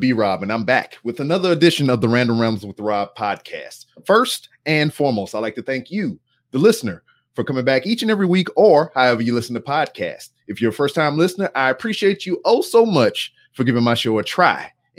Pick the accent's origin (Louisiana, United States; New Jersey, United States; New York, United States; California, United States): Louisiana, United States; now in Texas, United States; because I'm a Southern guy. I'm from Louisiana.